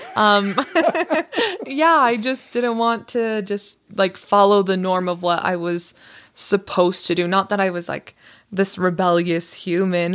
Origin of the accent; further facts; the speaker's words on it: Las Vegas, Nevada, United States; moved away as an adult; also born or lived in Utah; I was born and raised in Las Vegas